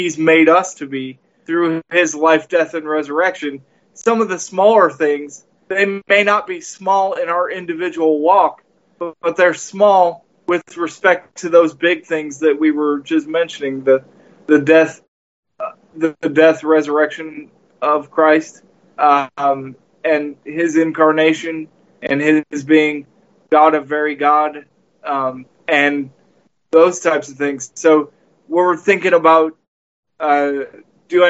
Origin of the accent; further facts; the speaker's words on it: United States; as Americans